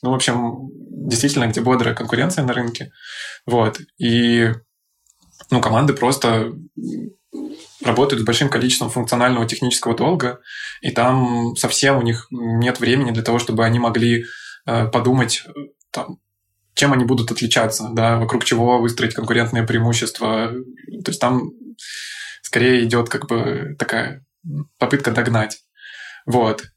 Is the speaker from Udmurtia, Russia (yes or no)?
no; Saint Petersburg, Russia; moved away as an adult; also born or lived in Moscow; я сам родом из Питера, и мне, пока я не начал 7 лет назад работать в Москве, на московском рынке